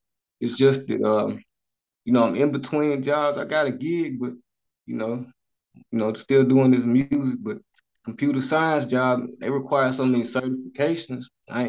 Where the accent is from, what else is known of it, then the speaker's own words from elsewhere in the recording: North Carolina, United States; also born or lived in Charlotte, North Carolina; now in Greensboro, United States; North Carolina, man.